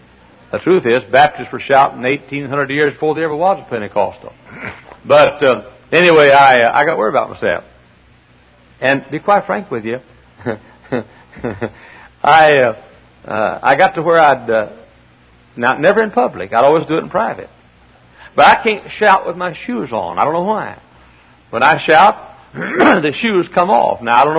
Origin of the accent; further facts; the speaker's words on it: Texas, United States; accent: Southern; moved away as an adult; I'm a Texan